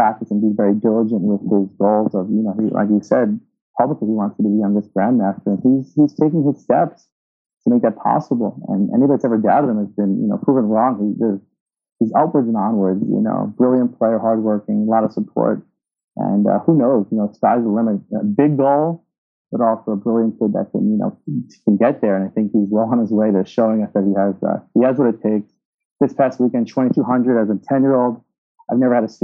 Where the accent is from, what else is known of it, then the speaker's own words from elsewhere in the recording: Massapequa Beach?, Long Island, New York, United States; I grew up in Massive Beach, New York. It's in Long Island, New York